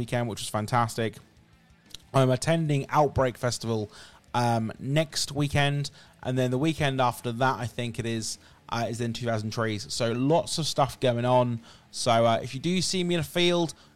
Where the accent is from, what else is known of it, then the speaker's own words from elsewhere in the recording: England, United Kingdom; as an Englishman